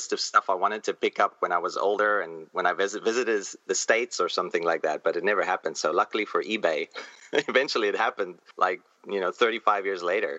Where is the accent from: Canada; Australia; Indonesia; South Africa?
South Africa; moved away as an adult; now in Taipei, Taiwan; I'm from South Africa, although now I live in Taipei, in Taiwan. I'm an expat. But in South Africa, we had corner stores.